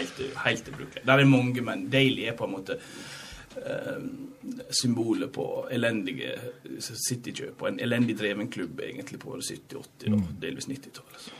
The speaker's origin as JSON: {"language": "Norwegian", "country": "Norway", "tie": "born or raised there", "said": "Så når jeg var en liten strik nede i Olmeiene der jeg vokste opp"}